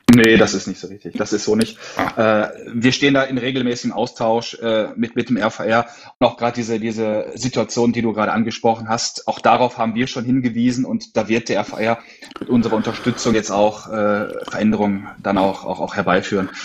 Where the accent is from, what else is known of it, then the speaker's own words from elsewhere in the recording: Essen, North Rhine-Westphalia, Germany; also born or lived in Sauerland; bin aus dem Ruhrpott, aus Essen